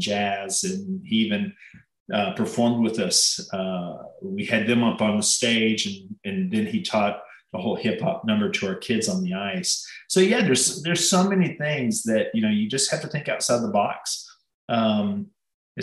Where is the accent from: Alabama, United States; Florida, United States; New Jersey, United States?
Alabama, United States; Huntsville; also born or lived in Pelham, Alabama; I grew up with in Huntsville